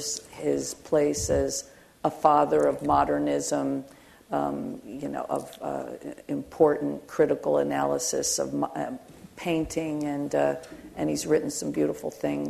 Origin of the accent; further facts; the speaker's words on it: Philadelphia, Pennsylvania, United States; also born or lived in Camden, New Jersey; I'm a Philly girl